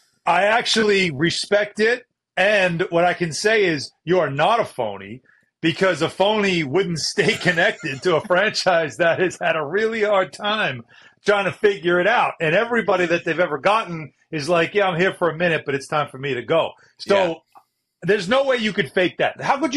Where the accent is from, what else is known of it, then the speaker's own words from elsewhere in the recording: Brooklyn, New York, United States; You know, I'm a child to New York. You know, I grew up in Brooklyn, and you know, I'm always a Yankees fan.